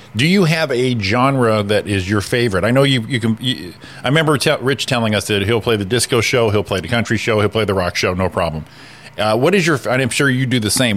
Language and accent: English; Connecticut, United States; I'm from Connecticut